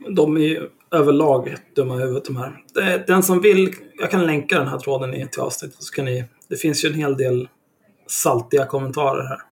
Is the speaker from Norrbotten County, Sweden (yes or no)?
no; Stockholm, Stockholm County, Sweden; redan när jag kom dit så var jag en dryg stockholmare